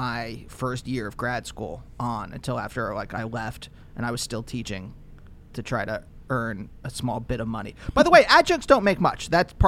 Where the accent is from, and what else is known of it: Reading, Pennsylvania, United States; born or raised there; moved away